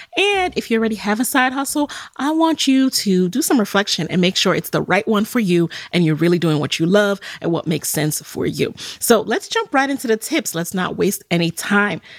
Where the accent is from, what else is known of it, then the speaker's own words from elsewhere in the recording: New York City, New York, United States; as a Jamaican, someone who grew up in the Bronx